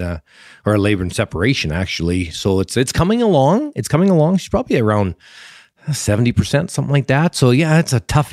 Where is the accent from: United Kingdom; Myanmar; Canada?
Canada; as a Canadian